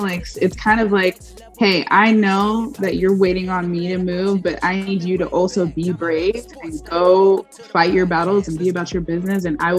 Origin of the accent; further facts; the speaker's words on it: Laurel, Mississippi, United States; I grew up in Laurel, Mississippi, which used to be a very, very small town. And now it's kind of gotten a little bit bigger with HGTV shows and everything.